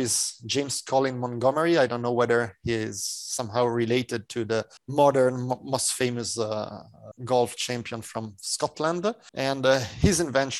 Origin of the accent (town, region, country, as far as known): Italy